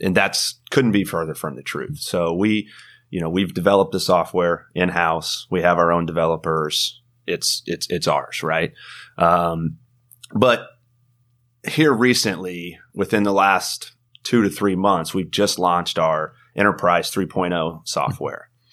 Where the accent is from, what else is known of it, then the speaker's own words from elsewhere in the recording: Carlisle, Illinois, United States; also born or lived in Charleston, Illinois; now in Atlanta, United States; I grew up in Illinois